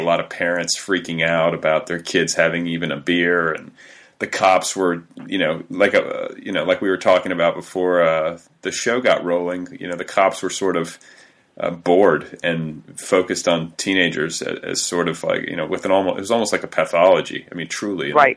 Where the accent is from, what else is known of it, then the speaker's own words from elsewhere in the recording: a suburb north of Indianapolis, United States; moved away; I'm from a suburb north of Indianapolis